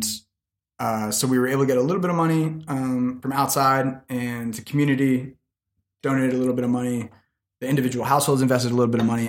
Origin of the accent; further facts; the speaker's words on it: United States; I was like this foreigner, you know, I was from America